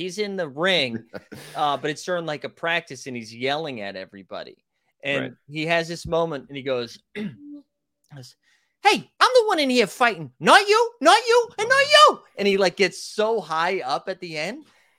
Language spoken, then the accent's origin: English; England, United Kingdom; Dude, I'm from England, and that's bad.